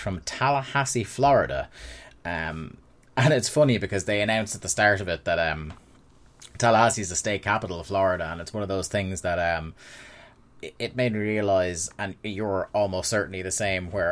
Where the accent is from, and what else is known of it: Ireland; born or raised there